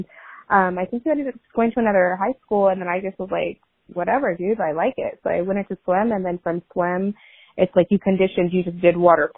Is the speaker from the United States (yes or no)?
yes; Long Beach, California, United States; also born or lived in Boise, Idaho / Downey, California / Bellflower, California / Cerritos, California; I also was raised in Downey, Bellflower, Long Beach, so just that general area